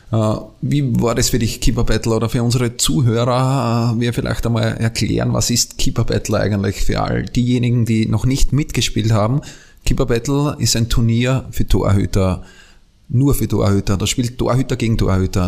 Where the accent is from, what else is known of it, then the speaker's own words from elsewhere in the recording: Austria; ich bin Österreicher